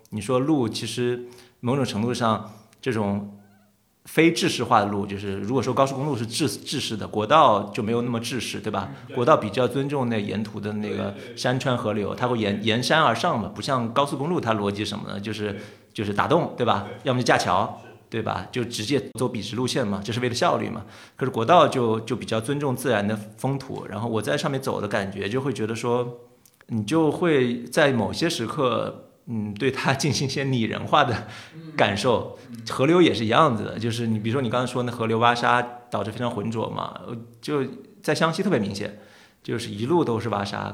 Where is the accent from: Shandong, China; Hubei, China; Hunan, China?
Hunan, China; Hengyang; moved away as an adult; 我老家是湖南衡阳嘛，我在那长大十八岁才出来，读大学的